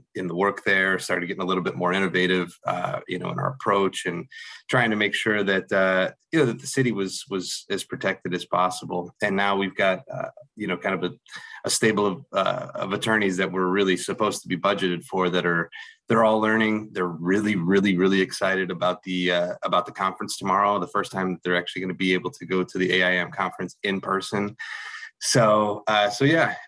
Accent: Lake County, Northwest Indiana, United States; I was originally from Lake County and, kicked around Gary a whole lot when I was little

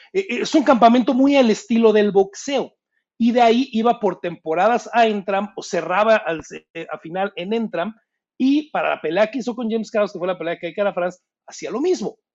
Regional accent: Mexico; Yo soy mexicano

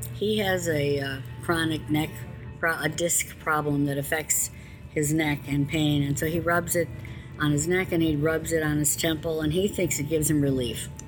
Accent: Chicago, Illinois, United States; I'm from Chicago

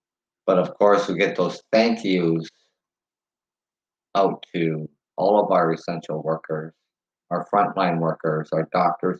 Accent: Canada; we are Canadian

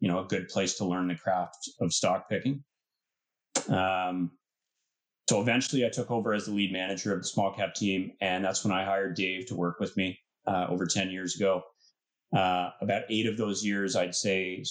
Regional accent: Pickering, Ontario, Canada; I grew up in Pickering, Ontario, which for those who don't know is a suburb just east of Toronto

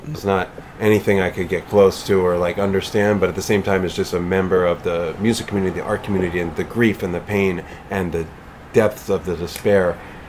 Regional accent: East Coast, United States; moved away; I'm from the East Coast

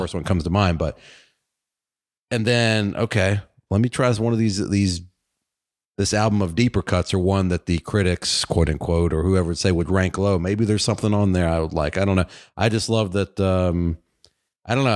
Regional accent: Virginia, United States; my home state of Virginia

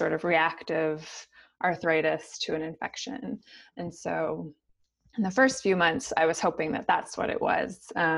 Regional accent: St. Paul, Minnesota, United States; I grew up in St. Paul, Minnesota

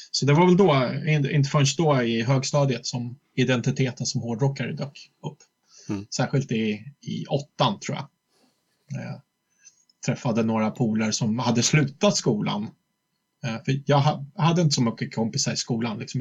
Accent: Flen, Södermanland, Sweden; moved away as an adult; also born or lived in Gnesta; now in Stockholm, Sweden; jag född i Stockholm egentligen, men sen växte jag upp mycket i Flen ute på landet

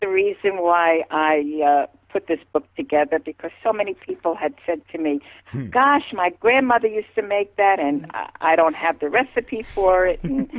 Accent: New York City, New York, United States; moved away as an adult; also born or lived in Rockland County, New York; now in Florida, United States; Yes, I was born in the Bronx. Grew up in the Bronx, moved up to Rockland County when I was married. My children were raised there, and I retired, and I am now in Florida.

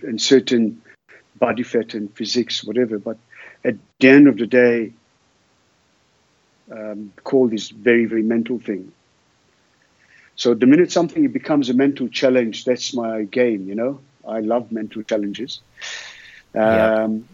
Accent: Sea of Galilee, Northern District, Israel; now in Cape Town, South Africa; I grew up in the Sea of Galilee, below sea level, in a very hot environment.

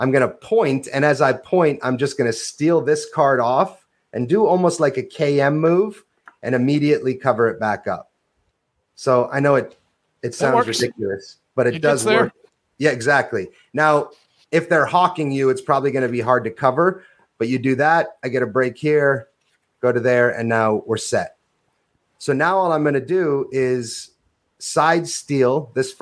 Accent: New Hampshire and Vermont, New England, United States; moved away as an adult; also born or lived in Covington, Louisiana; I come from New Hampshire and Vermont

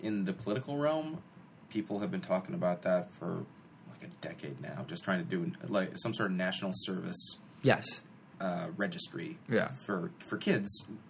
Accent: Glen Ellyn, Illinois, United States; we come from Glen Ellyn. The best of the bullshitters live here.

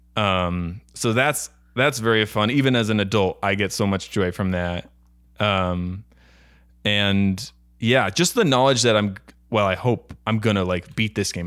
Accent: Buffalo, New York, United States; also born or lived in Florida; now in Los Angeles, United States; I'm from Buffalo, New York

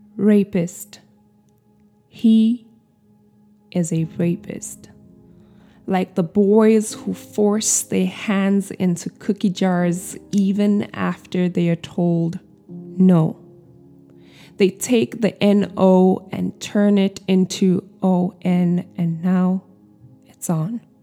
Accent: South Africa; moved away as an adult; I have spent the first two decades of my life in the country. I am still South African

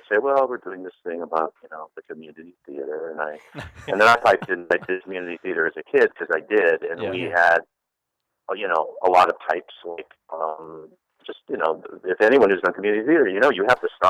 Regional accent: Chicago, Illinois, United States; moved away as an adult; also born or lived in Ohio; now in Los Angeles, United States; I grew up in Chicago. And watched Chicago Second City. I grew up loving sketch and improv and going down there as much as my family would allow us to do because we lived in the suburbs.

